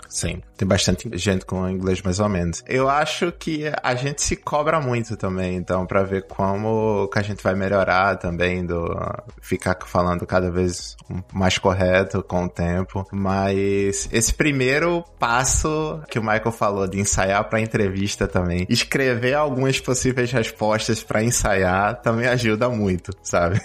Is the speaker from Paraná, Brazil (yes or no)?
no; Recife, Pernambuco, Brazil; moved away as an adult; also born or lived in Rio de Janeiro; now in New York, United States; eu sou de Recife, eu trabalhei em Recife até 2009